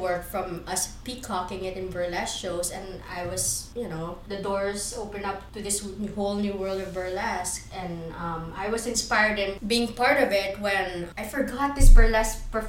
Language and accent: English; Philippines; moved away; I am a Filipino movement art explorer.